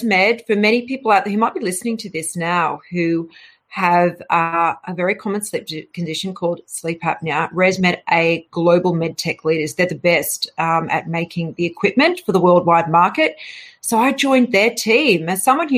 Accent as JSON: {"language": "English", "country": "Australia", "also_born_or_lived": "London, United Kingdom", "moved": "as an adult", "said": "I left, you know, Australia in 2002, and I travelled to the UK"}